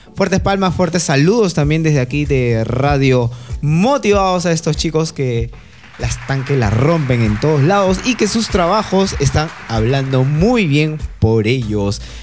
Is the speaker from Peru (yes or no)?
yes; Peru; Nosotros como peruanos